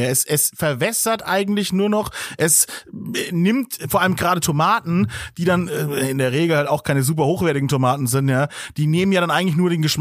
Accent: Bavaria, Germany; Bei uns in ähm. Bayern gar nicht.

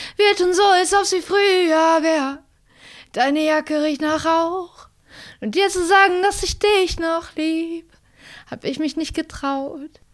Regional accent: Kassel, Hesse, Germany; now in Berlin, Germany; Kassel ist einfach da, wo ich aufgewachsen bin und Berlin ähm, da, wo ich jetzt gerade lebe

